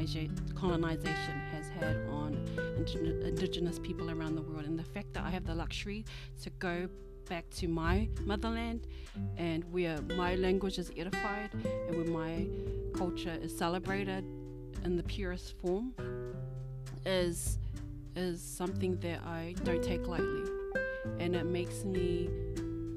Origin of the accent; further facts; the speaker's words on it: New Zealand; also born or lived in Tonga; I'm born and raised in New Zealand